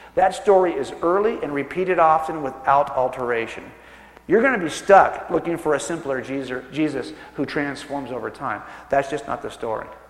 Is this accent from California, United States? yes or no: yes; California, United States; I was born and raised in California